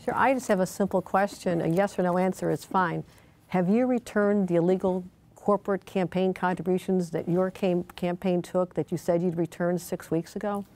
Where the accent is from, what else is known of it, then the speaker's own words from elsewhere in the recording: Buffalo, New York, United States; my hometown of Buffalo, New York